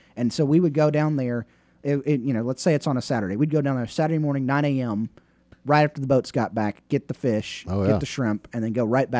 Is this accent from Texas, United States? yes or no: no; Baldwin County, Alabama, United States; moved away; I'm from Baldwin County, Alabama.